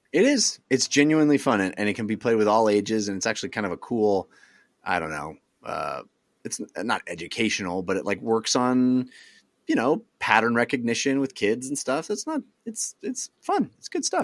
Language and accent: English; East Bay, California, United States; I grew up in the East Bay area in the eighties, in the late eighties, early nineties